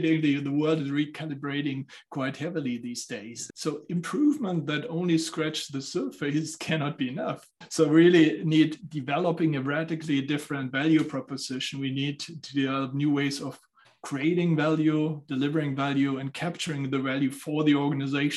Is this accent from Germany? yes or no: yes; Southern Germany, Germany; now in Frankfurt, Germany; I'm coming from Germany. So I grew up in the southern part of Germany. Now I'm based out of Frankfurt.